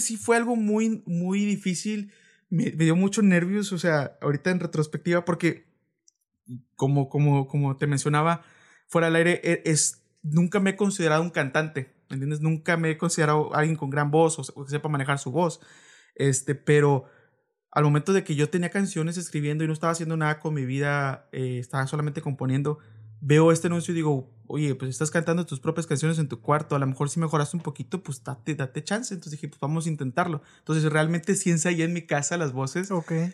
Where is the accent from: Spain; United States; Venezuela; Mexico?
Mexico; Reynosa, Tamaulipas; also born or lived in Veracruz; yo nací en Veracruz y llevo toda mi vida aquí en Reynosa